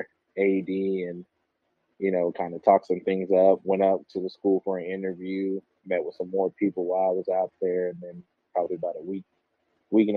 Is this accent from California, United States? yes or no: no; Wichita, Kansas, United States; I'm from Kansas and, you know, Wichita, we call ourselves the Dub